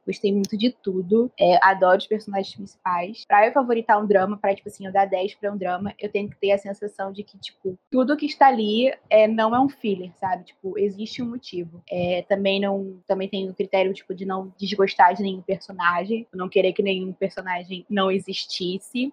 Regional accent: Rio de Janeiro, Brazil; eu sou do Rio de Janeiro

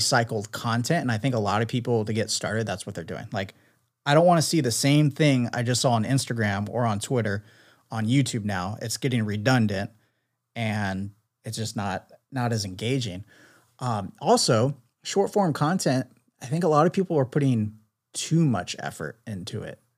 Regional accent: San Diego, California, United States; a local San Diego creator, so I'm always excited to link up with local creators in my hometown

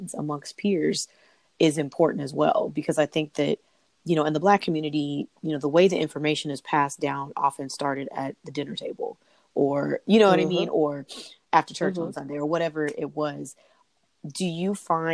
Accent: California, United States; I'm from California

